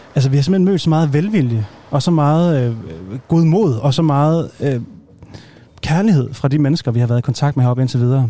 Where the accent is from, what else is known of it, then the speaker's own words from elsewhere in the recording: Aalborg, North Denmark Region, Denmark; jeg er jo selv nordjyde, jeg er fra Aalborg